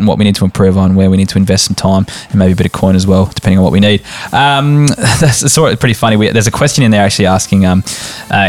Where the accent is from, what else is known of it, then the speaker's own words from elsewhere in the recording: Barossa, South Australia, Australia; we're from the Barossa